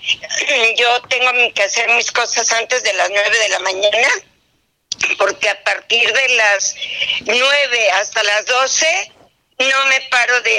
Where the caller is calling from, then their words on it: Gustavo A. Madero, Mexico City, Mexico; Mira, yo te estoy viendo en televisión y yo soy de la Gustavo Amadero.